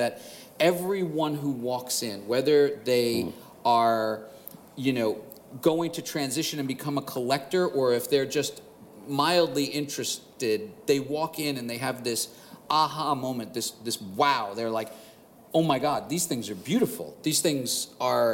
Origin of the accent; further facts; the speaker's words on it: New York City, New York, United States; a city kid growing up in Queens, New York